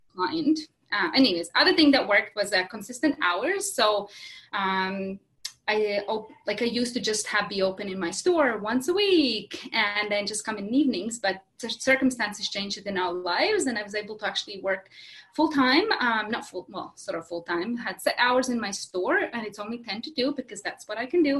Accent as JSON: {"language": "English", "country": "Latvia", "also_born_or_lived": "Kelowna, Canada", "moved": "as an adult", "lives_now": "West Kelowna, Canada", "said": "I'm originally from Latvia. That's a small country in Eastern Europe"}